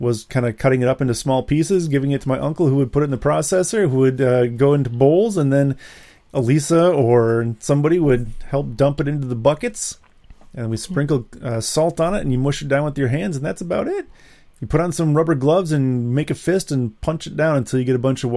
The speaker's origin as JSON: {"language": "English", "region": "Wisconsin", "country": "United States", "said": "we're from Wisconsin"}